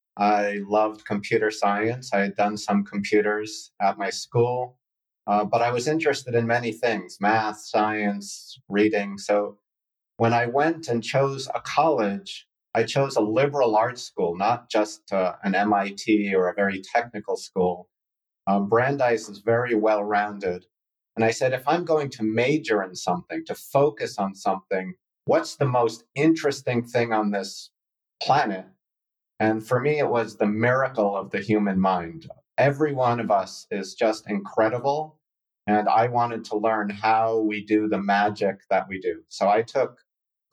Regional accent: Sharon, Massachusetts, United States; also born or lived in Boston; I was born in Boston and lived in Sharon, Massachusetts, a small town. We had no stoplights growing up

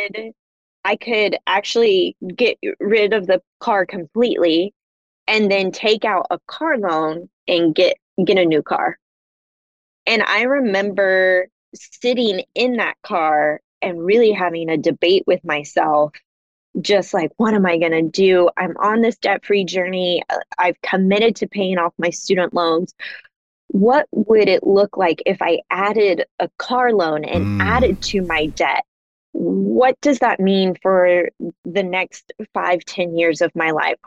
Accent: Kansas City, Missouri, United States; when I was living in Kansas City. That's my hometown

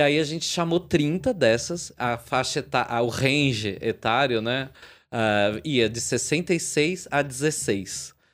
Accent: São Bernardo do Campo, São Paulo, Brazil; eu sou de São Bernardo aqui na, no Grande ABC

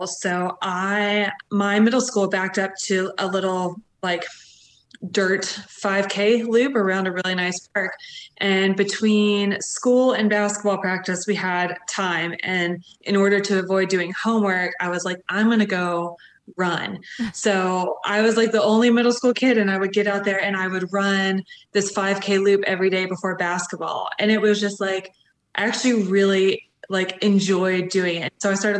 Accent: Atlanta, Georgia, United States; I'm from Atlanta.

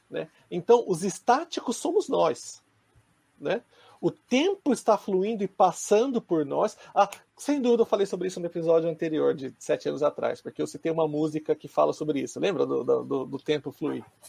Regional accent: Brazil; moved away as an adult; now in Japan; eu cresci no Brasil

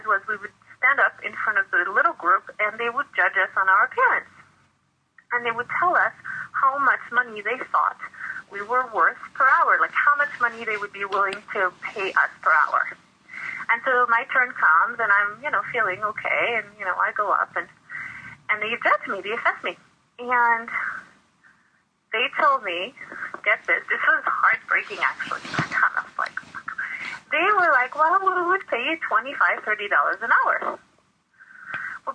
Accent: France; moved away as an adult; now in United States; I grew up in France

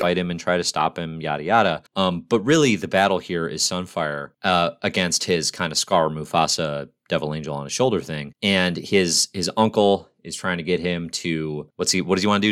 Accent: United States; as an American citizen

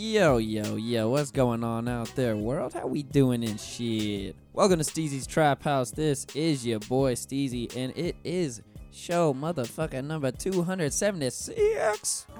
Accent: Pensacola, Florida, United States; I'm from Pensacola originally.

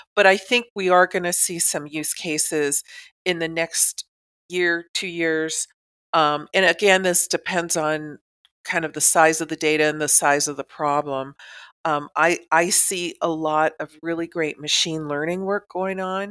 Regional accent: Southern California, United States; I grew up in Southern California

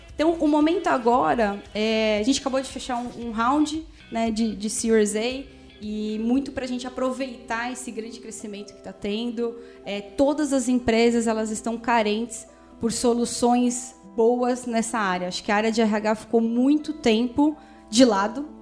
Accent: São Paulo, Brazil; Eu sou aqui de São Paulo

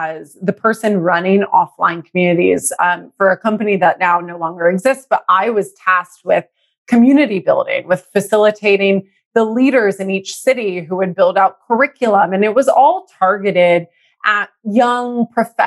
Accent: Texas, United States; now in San Francisco, United States; I'm in San Francisco. But I was raised in Texas

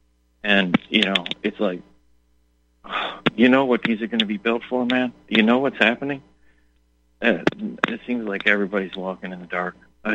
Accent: Detroit, Michigan, United States; because I come from Detroit? I say, I'm from the future.

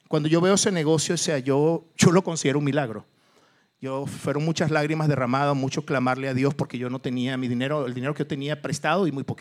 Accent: Mexico; yo soy mexicano

